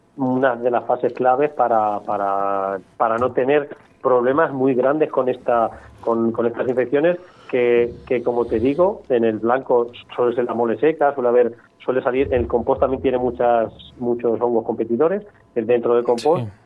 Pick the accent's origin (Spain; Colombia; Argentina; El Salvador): Spain; Cuenca, Castilla-La Mancha; yo soy de Cuenca